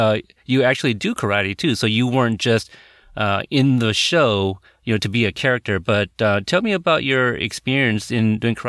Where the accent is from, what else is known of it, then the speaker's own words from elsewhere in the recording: Portland, United States; my hometown, Portland